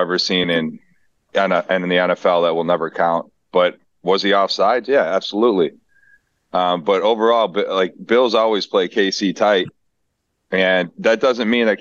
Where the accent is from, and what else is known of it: Buffalo, New York, United States; born or raised there